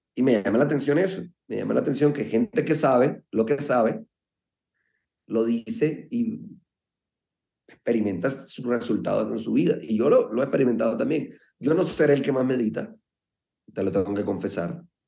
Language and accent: Spanish; Colombia; desde muy, muy pelado, decimos en Colombia